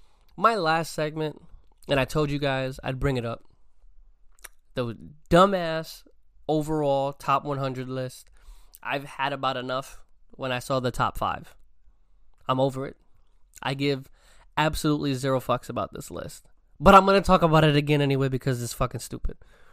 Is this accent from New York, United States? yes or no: yes; New York, United States; I'm from New York. I've always cheered for the Knicks because it's the hometown team